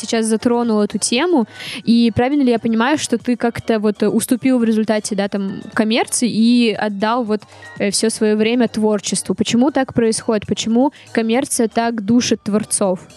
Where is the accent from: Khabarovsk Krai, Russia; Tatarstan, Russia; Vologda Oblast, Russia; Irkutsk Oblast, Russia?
Vologda Oblast, Russia; Vologda; now in Saint Petersburg, Russia; я из Вологды